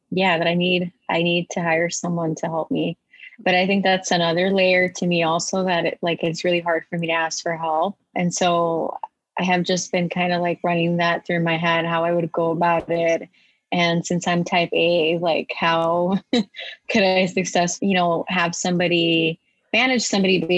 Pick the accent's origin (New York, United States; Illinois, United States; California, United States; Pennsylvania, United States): Illinois, United States; Moline; now in Chicago, United States; I was born in Moline, Illinois, which is 2.5 hours away from where I am right now. I'm currently in Chicago